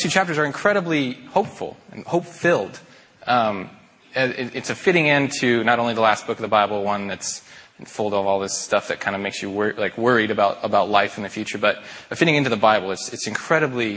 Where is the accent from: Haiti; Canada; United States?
United States; Spokane, Washington; also born or lived in Seattle, Washington; I'm from Spokane, like Mike said, born and raised, went to Mead High School, graduated in 2006